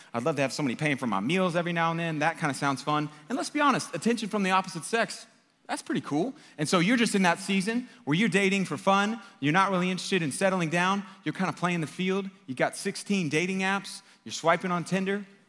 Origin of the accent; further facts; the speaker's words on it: United States; I'm an American.